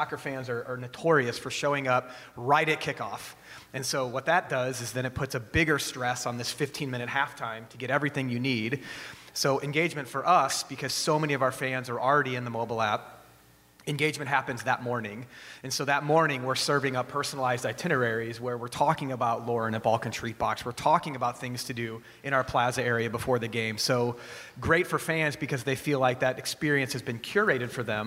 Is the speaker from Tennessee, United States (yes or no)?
no; St. Louis, Missouri, United States; I'm born and raised in St. Louis